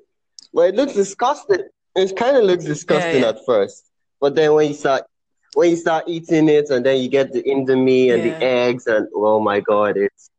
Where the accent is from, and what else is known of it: Nigeria; born or raised there